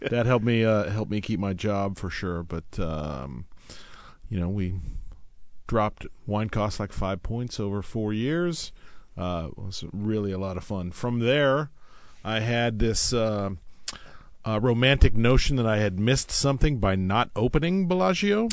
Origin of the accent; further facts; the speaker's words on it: Oakland, California, United States; I'm from the Bay Area, Oakland, uh, and, uh, my dad was in the wine business